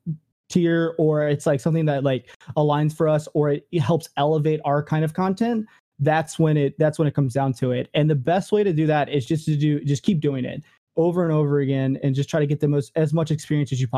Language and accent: English; Richmond, Virginia, United States; moved away as an adult; also born or lived in California; I actually moved from, Richmond, Virginia, which is my hometown, to, California the first time